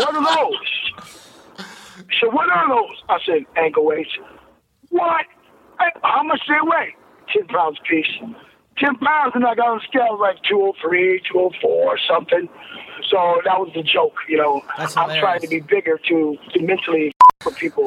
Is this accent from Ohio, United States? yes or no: yes; Ohio, United States; I'm from Ohio, Midwest, you know, farmers